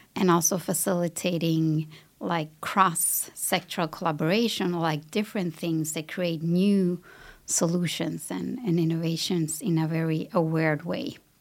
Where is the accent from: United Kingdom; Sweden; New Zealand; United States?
Sweden; I grew up in Sweden, I have a Latin background